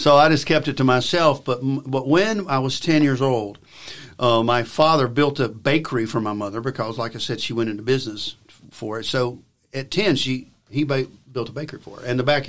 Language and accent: English; Alabama, United States; I'm from Alabama. My father was a farmer, as well as someone who worked a blue collar factory job. But he did the weekend farming